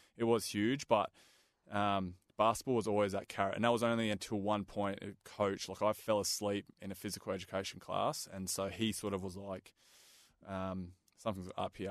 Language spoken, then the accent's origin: English; Perth, Western Australia, Australia; I grew up in Balga, so my yep. uh, family immigrated from Hungary